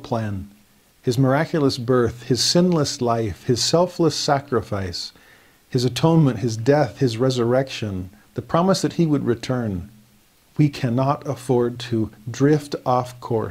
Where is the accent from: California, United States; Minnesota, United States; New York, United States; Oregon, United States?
California, United States; Los Angeles; moved away as an adult; also born or lived in Tennessee; Growing up in Los Angeles among very devout and very diverse friends